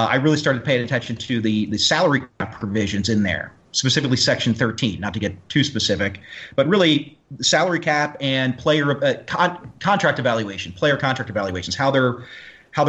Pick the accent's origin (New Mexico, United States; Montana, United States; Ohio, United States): Ohio, United States; Cincinnati; now in Michigan, United States; born and raised in Cincinnati kid